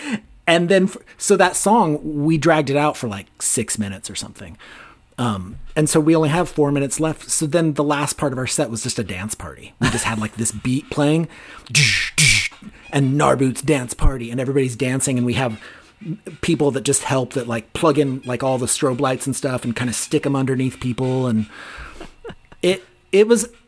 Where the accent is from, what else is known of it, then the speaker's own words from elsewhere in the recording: Gilroy, California, United States; I grew up in Gilroy, California, which is about 70 miles south of where I am right now.